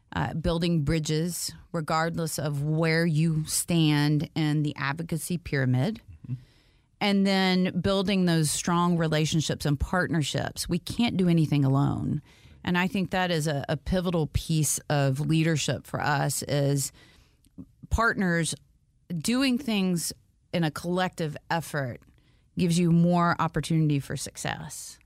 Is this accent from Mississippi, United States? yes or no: no; Valdosta, Georgia, United States; also born or lived in Auburn, Alabama; now in Atlanta, United States; we moved to South Georgia to a city called Valdosta, Georgia